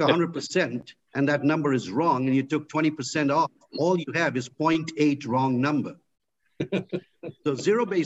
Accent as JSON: {"language": "English", "country": "India", "tie": "born or raised there", "moved": "as an adult", "lives_now": "United States", "said": "I grew up in India"}